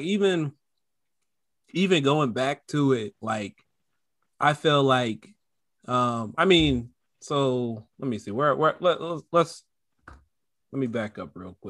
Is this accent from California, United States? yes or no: yes; Modesto, California, United States; I grew up in Modesto, California.